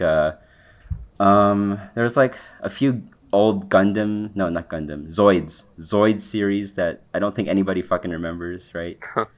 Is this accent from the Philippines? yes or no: yes; Philippines; first language English